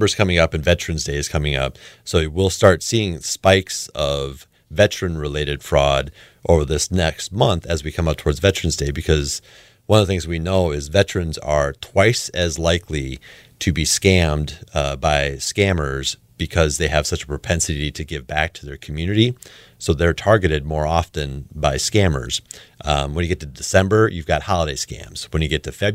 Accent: Webster, South Dakota, United States; also born or lived in Aberdeen, South Dakota; I grew up in Webster, South Dakota. I went there my whole life through high school

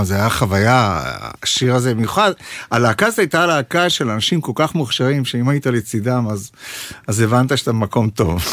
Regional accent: Ma'anit, Haifa District, Israel; הם התחילו בקיבוץ מענית, אה, שם נולדתי, שם גדלתי

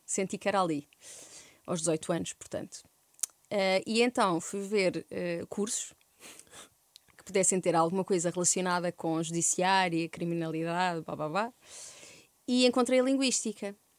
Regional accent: Algarve, Portugal; moved away as an adult; also born or lived in Santiago do Cacém, Alentejo / Évora; now in Lisbon, Portugal; Em Santiago do Cacém, aos 3 anos fui morar para, para o Algarve, cresci no Algarve até aos 18 anos, depois vim para Lisboa

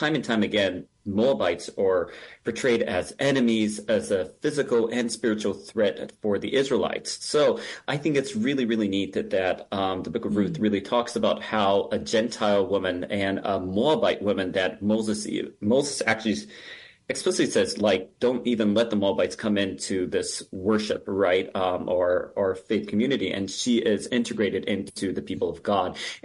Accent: Japan; now in Minnesota, United States; I was actually born and raised in Japan

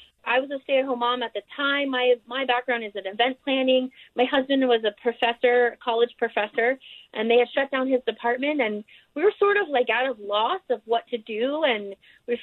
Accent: New York, United States; also born or lived in Austin, Texas; now in Kanab, United States; we're originally from New York

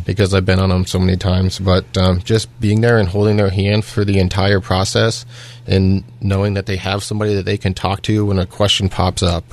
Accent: Iowa, United States; moved away as an adult; also born or lived in Pittsburgh, Pennsylvania; now in South Fayette Township, United States; originally, I was born and raised in Iowa

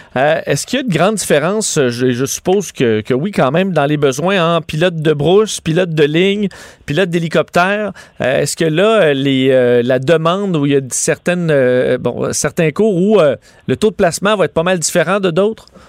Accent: Quebec, Canada

